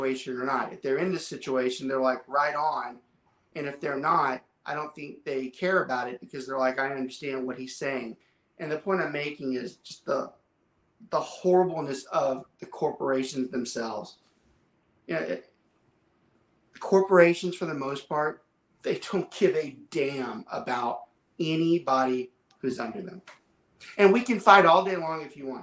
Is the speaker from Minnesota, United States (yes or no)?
no; Southern Louisiana, United States; I'm from Southern Louisiana